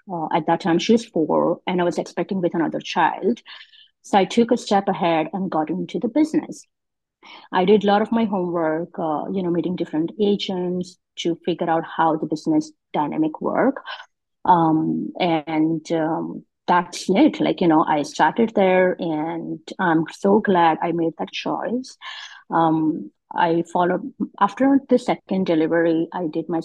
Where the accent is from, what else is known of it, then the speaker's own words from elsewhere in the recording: India; moved away as an adult; now in Canada; I migrated in Canada about 18 years ago, and I'm originally from India